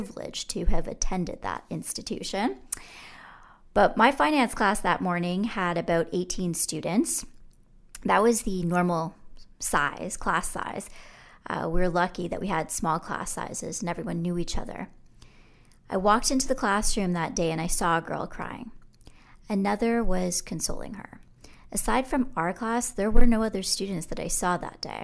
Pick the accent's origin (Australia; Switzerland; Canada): Canada; they realized I was Canadian